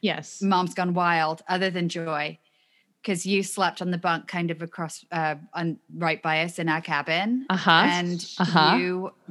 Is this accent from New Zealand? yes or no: no; United Kingdom; moved away